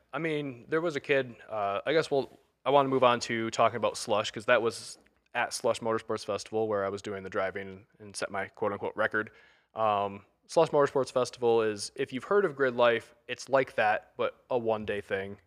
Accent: Thurman, Michigan, United States; I grew up in the Thurman, Michigan

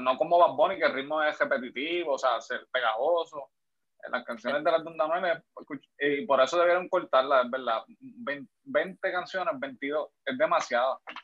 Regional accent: Puerto Rico; yo soy de Juanadía

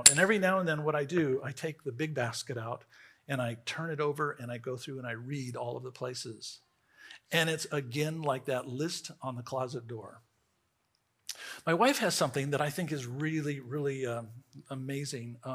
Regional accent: Riverside, California, United States; I grew up in Riverside, California.

